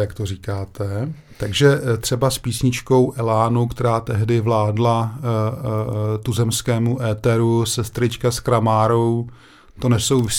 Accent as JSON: {"language": "Czech", "town": "Brno", "region": "South Moravian Region", "country": "Czechia", "tie": "born or raised there", "said": "protože to je moje rodiště"}